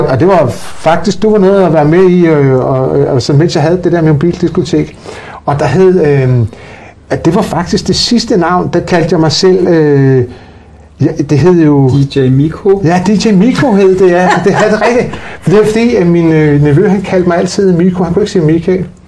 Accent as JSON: {"language": "Danish", "country": "Denmark", "tie": "born or raised there", "said": "Jeg blev født ude i det, der hed Kønby Værket i, i gamle dage"}